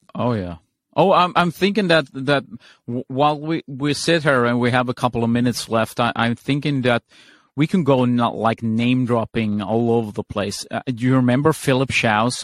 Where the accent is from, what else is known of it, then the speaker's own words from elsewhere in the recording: Sweden; I'm from Sweden.